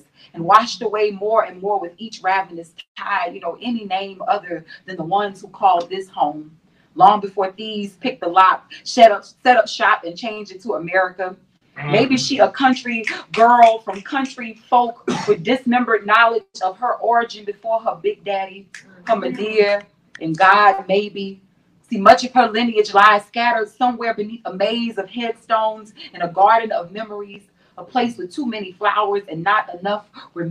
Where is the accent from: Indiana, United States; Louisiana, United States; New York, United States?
Louisiana, United States; also born or lived in New Orleans; I live in New Orleans. I'm from Louisiana